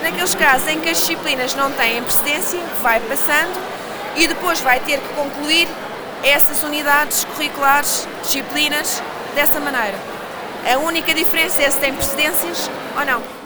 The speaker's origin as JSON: {"language": "Portuguese", "region": "Lisbon", "country": "Portugal", "tie": "born or raised there", "said": "eu sou lisboeta, portanto também posso ser lisboeta, nascida e criada"}